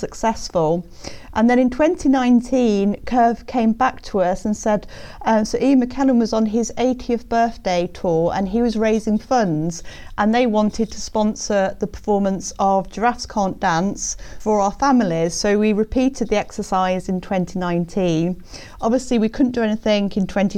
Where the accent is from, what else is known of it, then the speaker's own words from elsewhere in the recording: Birmingham, West Midlands, United Kingdom; I grew up in Birmingham